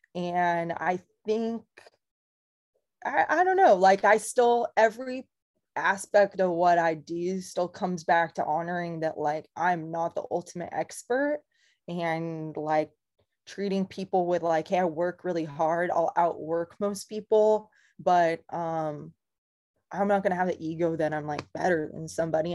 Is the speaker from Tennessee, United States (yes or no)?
no; Camarillo, California, United States; I'm from Ventura County, from Camarillo